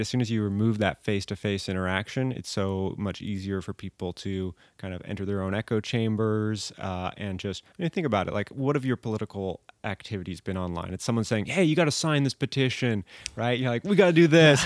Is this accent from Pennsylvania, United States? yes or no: no; Corralitos, California, United States; also born or lived in Massachusetts; grew up in Coralitos. Uh, went to Mount Madonna School and then Aptos Junior High